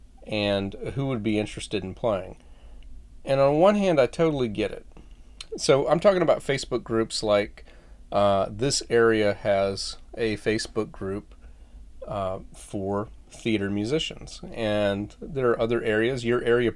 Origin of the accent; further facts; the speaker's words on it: Florida, United States; When I was growing up in Florida, we had a fish pond